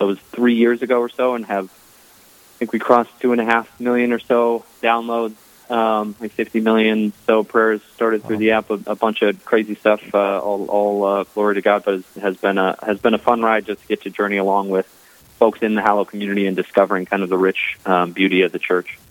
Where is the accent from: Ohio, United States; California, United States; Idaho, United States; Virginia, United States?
Ohio, United States; Columbus; moved away as an adult; now in Chicago, United States; I was raised in the in the Midwest in Columbus, Ohio